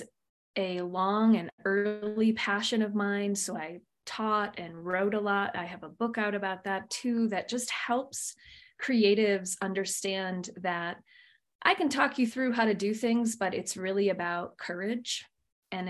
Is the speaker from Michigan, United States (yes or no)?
yes; Michigan, United States; moved away; also born or lived in Phoenix, Arizona; I was born and raised in Michigan, so Midwestern girl at heart, and then moved out to the western desert of Phoenix for the second quarter of my life